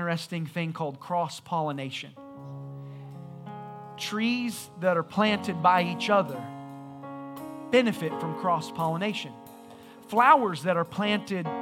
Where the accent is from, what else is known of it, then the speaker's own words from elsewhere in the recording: Indiana, United States; moved away; I was from Indiana